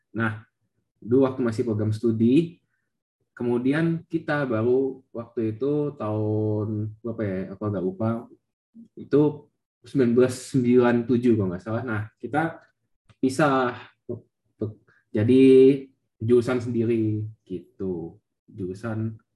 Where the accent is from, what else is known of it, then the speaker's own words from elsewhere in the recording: Jakarta, Indonesia; Jadi, ya asalku dari Jakarta tapi bukan asli Jakarta.